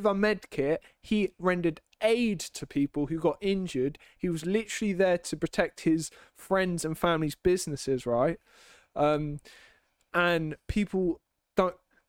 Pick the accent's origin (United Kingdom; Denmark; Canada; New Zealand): United Kingdom; England; I'm English.